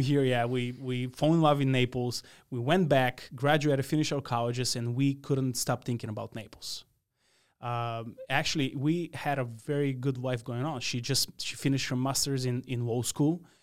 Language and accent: English; Radoviš, North Macedonia; English is a second language; moved away as an adult; now in United States; I grew up in a small town, um, named Radović in the east part of the country